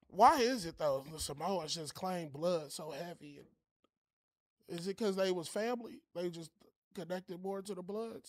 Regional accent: Los Angeles, California, United States; I'm from L

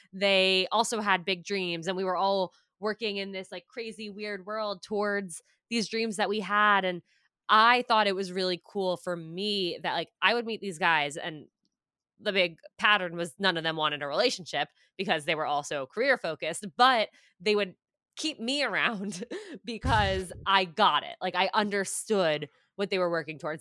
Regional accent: Westchester, New York, United States; also born or lived in Syracuse, New York / Manhattan, New York; I grew up in Westchester, so, like, right outside New York City

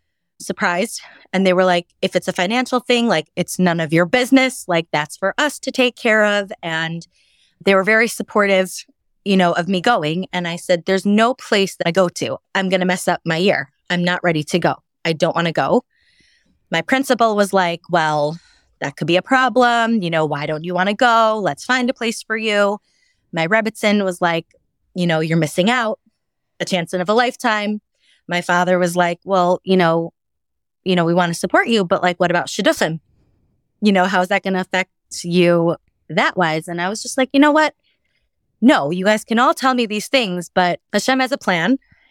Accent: Milwaukee, Wisconsin, United States; I grew up in Milwaukee, Wisconsin. My parents are Balei Tshuva. So my house was, I grew up religious. I went to a Jewish day school, grew up from kosher

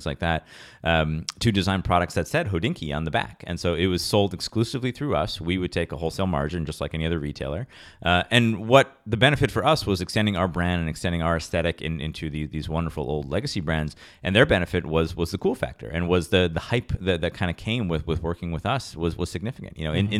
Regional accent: Rochester, New York, United States; I'm from Rochester, New York, very kind of humble upbringings.

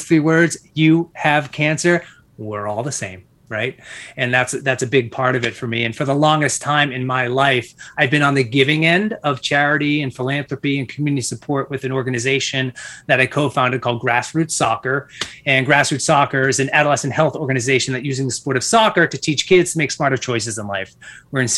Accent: Massachusetts, United States; born and raised in Massachusetts

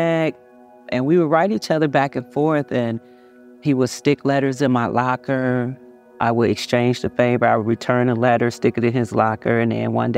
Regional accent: Covert, Michigan, United States; also born or lived in Chicago, Illinois; I grew up in Covert, Michigan, very small town

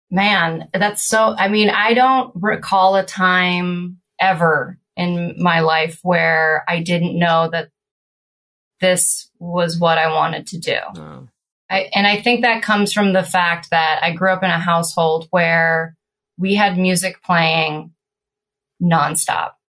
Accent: California, United States; also born or lived in Florida; we grew up in California and my dad and his brothers were surfers

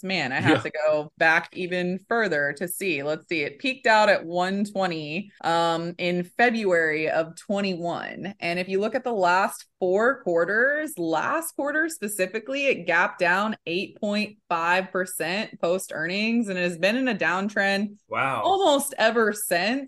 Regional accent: Kansas City, United States; accent: Midwest; I'm from Kansas City.

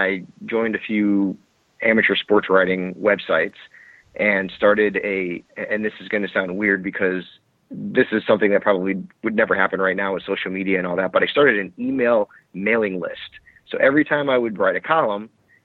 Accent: Connecticut, United States; moved away as an adult; also born or lived in Staten Island, New York; originally from Connecticut

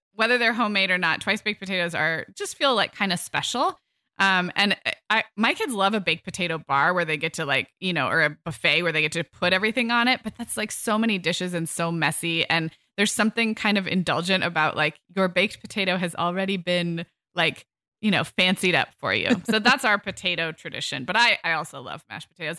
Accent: California, United States; growing up in kind of health food conscious California in the 80s and 90s

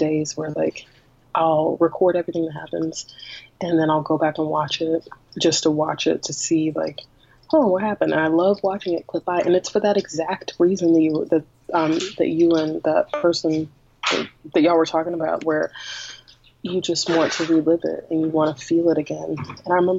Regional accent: Greensboro, North Carolina, United States; now in Durham, United States; I grew up in Greensboro, North Carolina, which is about an hour from where I live now, which is Durham, North Carolina

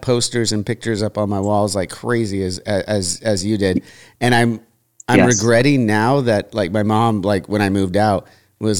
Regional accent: United States; as an American

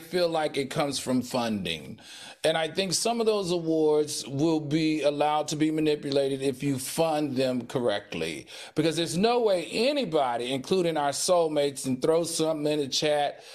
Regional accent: the South, United States; I'm from the South.

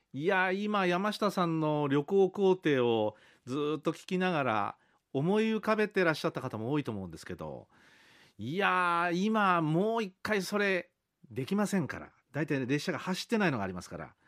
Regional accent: Kyushu, Japan; moved away as an adult; also born or lived in Tokyo; 東京の大学に出るんですけどもまあ、東京ですから東京と九州を往復するブルートレイン

